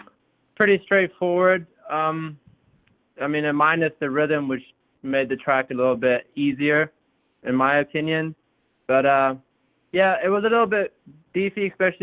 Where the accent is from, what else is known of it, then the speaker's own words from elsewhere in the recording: Zambia; also born or lived in South Africa; now in United States; I was born in South Africa, and then I left South Africa when I was 3 years old to Zambia, and that's where I've pretty much grown up my whole life.